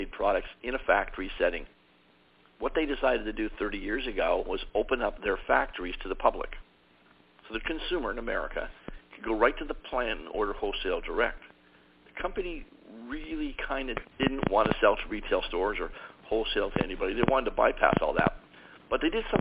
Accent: Toronto, Ontario, Canada; I'm originally from Toronto, Canada

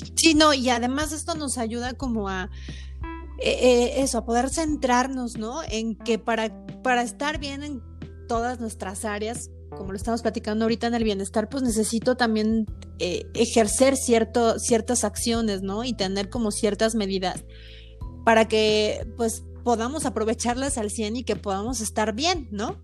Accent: Mexico; nosotros como mexicanos en nuestra cultura

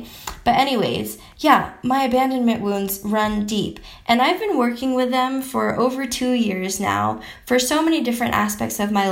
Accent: United States; also born or lived in Philippines; when I was 2 years old, after my mom got all the paperwork done, because she's a boss lady, we moved from the Philippines to America.

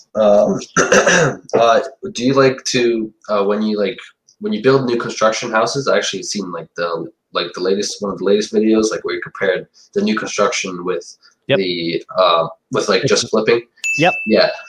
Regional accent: New York City / Suffolk County, United States; I was born in New York City, and and my parents uh, actually came here as immigrants and I, at 10 years old, I got moved. I moved to Suffolk County

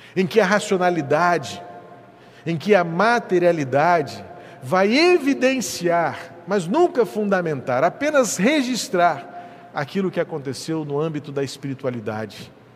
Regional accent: Rio de Janeiro, Brazil; eu nasci no hospital evangélico na Tijuca

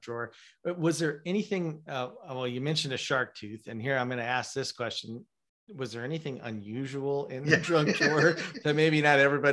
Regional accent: South Dakota, United States; moved away as an adult; also born or lived in Arizona; my family and I moved from Arizona to South Dakota, back where we grew up

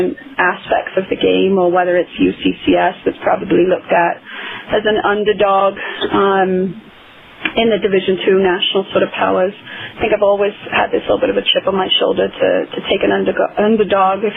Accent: Wales, United Kingdom; now in United States; I'm from Wales originally

